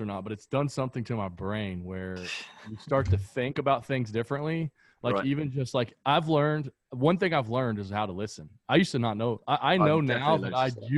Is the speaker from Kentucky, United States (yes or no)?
yes; American South, rural Kentucky, United States; that's the sort of environment that I grew up in, right? Like in rural areas in the Kentucky in the American South